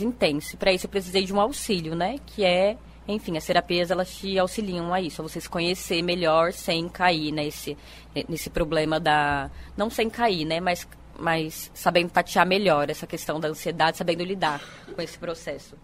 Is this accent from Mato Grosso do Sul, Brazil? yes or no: no; São Paulo, Brazil; now in Paraíba, Brazil; Eu sou de São Paulo, capital